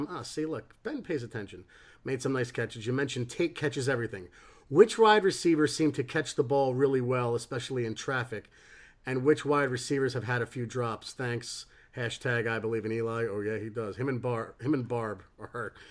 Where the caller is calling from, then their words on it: England, United Kingdom; I'm ringing in from England.